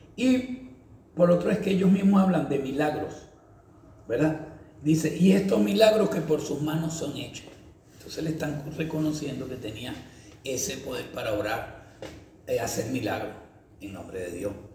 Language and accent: Spanish; Valencia, Carabobo, Venezuela; also born or lived in San Fernando de Apure, Venezuela; Allá en donde yo me crié, en Valencia